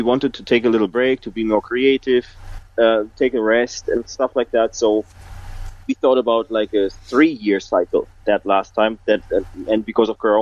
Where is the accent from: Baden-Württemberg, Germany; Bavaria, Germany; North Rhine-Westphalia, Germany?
North Rhine-Westphalia, Germany; Essen; I was in Essen, that's my hometown, at least now my hometown